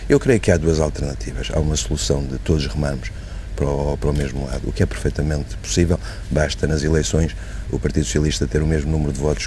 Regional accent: Portugal; Como português

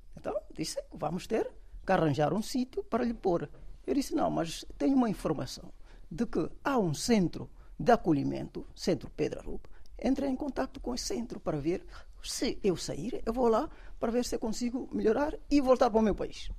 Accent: Guinea-Bissau; moved away as an adult; also born or lived in Dakar, Senegal; now in Portugal; eu venho da Guiné

